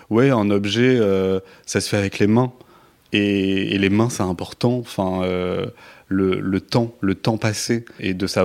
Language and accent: French; Toulouse, Occitania, France; now in Paris, France; cette ville parce que je suis pas parisien peut-être